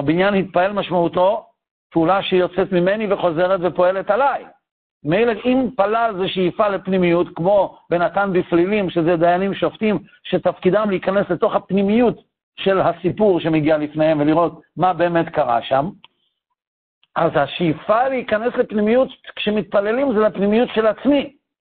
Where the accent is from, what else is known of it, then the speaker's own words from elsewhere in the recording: Tel Aviv, Tel Aviv District, Israel; אבא שלי ואמא שלי היו בתל אביב כשאני נולדתי